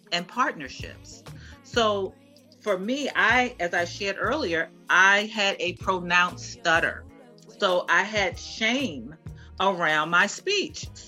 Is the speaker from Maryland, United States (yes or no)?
yes; Baltimore, Maryland, United States; I'm from Baltimore